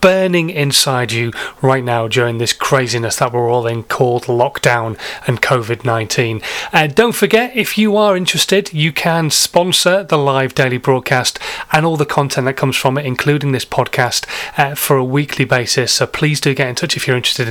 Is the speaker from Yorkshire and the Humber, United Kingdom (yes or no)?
yes; Yorkshire and the Humber, United Kingdom; I am a Yorkshireman